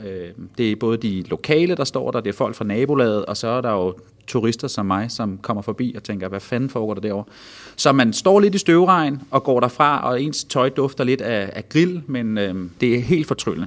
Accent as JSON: {"language": "Danish", "town": "Vordingborg", "region": "Zealand", "country": "Denmark", "tie": "born or raised there", "moved": "yes", "said": "Jeg var her i weekenden hjemme øh, i min fødeby. Øh, der har vi en kæmpe bøgeskov, øh, som hedder Kirkeskoven"}